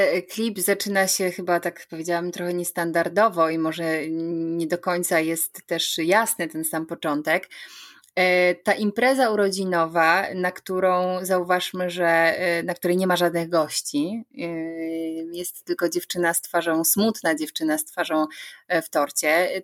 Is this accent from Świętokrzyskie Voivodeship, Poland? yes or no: no; Sidzina, Lesser Poland, Poland; pochodzę z malowniczych Beskidów, dokładnie z miejscowości Sidzina, gdzie wszystko się zaczęło